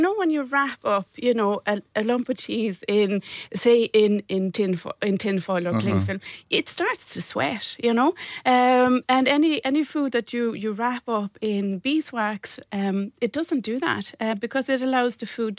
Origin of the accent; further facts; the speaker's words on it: Sweden; moved away as an adult; I came from Sweden about 20 years ago with a suitcase and a sewing machine, and I set up a business making wedding dresses